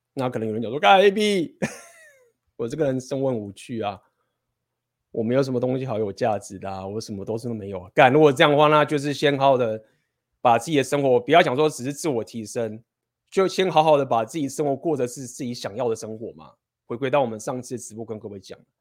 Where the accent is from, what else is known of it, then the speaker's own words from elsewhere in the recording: Taiwan; first language Chinese; 我们身为台湾人的这种学生时代的生活